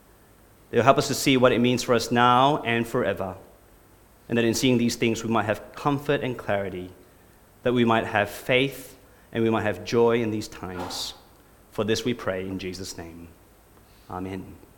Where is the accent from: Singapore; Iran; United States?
Singapore; moved away as an adult; also born or lived in Australia; now in Brisbane, Australia; I'm from Singapore originally. I came to Australia 20 years ago, but I was a legitimate Singaporean. I did my national service, and I did my time